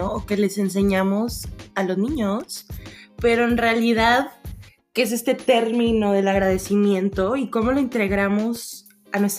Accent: Mexico; yo iba a decir parceros, pero yo soy mexicana.

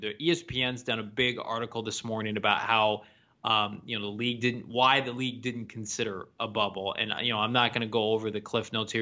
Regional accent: Illinois, United States; my home state of, of Illinois

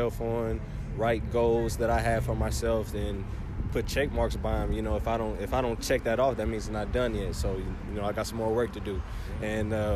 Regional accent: Kansas City, Missouri, United States; also born or lived in Olathe, Kansas / Manhattan, Kansas; I grew up out here in Kansas City, Missouri, and then around middle school, moved out to Olathe and went to Olathe South

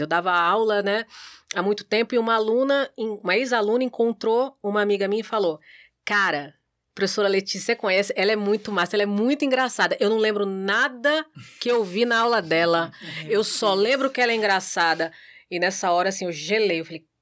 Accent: Santos, São Paulo, Brazil; now in Natal, Brazil; Eu nasci em Santos, São Paulo

